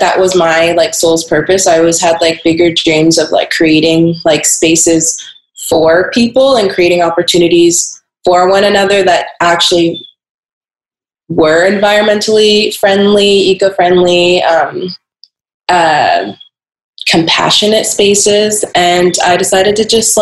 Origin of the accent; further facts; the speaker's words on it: Portland, Oregon, United States; I grew up in Portland, Oregon